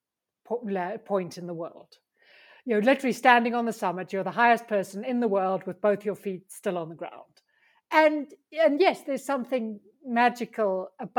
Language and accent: English; South Africa; moved away as an adult; now in Pyrenees; I'm South African